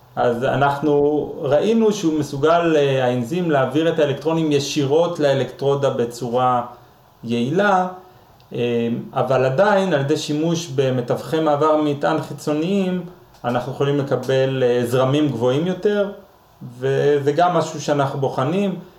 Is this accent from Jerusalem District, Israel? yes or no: yes; Jerusalem, Jerusalem District, Israel; אני ירושלמי